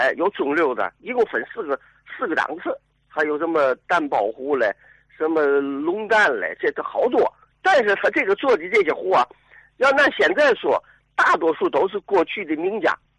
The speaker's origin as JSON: {"language": "Chinese", "region": "Tianjin", "country": "China", "said": "咱是天津人"}